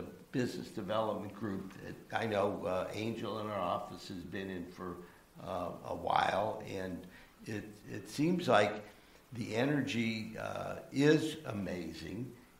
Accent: Cleveland, Ohio, United States; also born or lived in North Central Florida; now in Florida, United States; I'm from Cleveland, Ohio originally

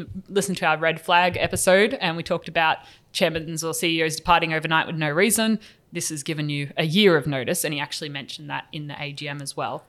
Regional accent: New Zealand

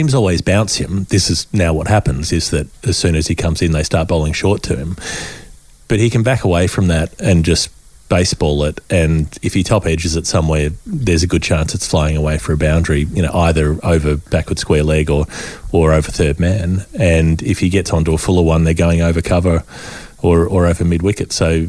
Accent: Australia; as an Australian

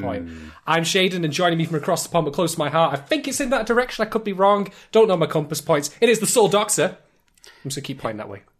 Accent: United Kingdom; accent: British; I'm in Britain. You know, in case you hadn't gathered that already from various clues, such as my accent

